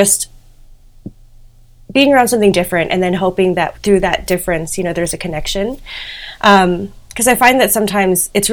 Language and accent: English; Houston, Texas, United States; also born or lived in Philippines / Dallas-Fort Worth, Texas; So I grew up in Texas predominantly. Childhood was in Houston, and then my mom and I moved to the Dallas-Fort Worth area when I was, like, in middle school